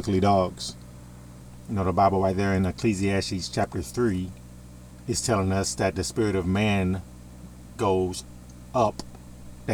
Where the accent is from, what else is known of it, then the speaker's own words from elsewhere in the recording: United States; I'm in America. I'm an American